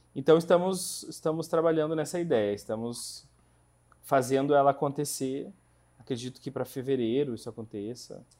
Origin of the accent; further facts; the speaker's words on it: interior of Rio Grande do Sul, Brazil; moved away as an adult; now in Curitiba, Brazil; eu sou gaúcho do interior do Rio Grande do Sul